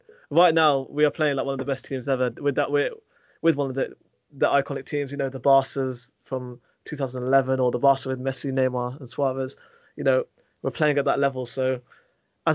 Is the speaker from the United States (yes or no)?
no; United Kingdom; As a British fight fan